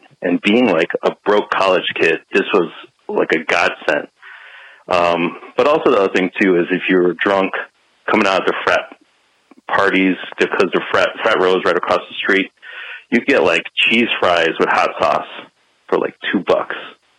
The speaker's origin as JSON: {"language": "English", "town": "Belleville", "region": "New Jersey", "country": "United States", "tie": "born or raised there", "said": "I grew up in Belleville, Jersey. And I actually went to Rutgers in New Brunswick"}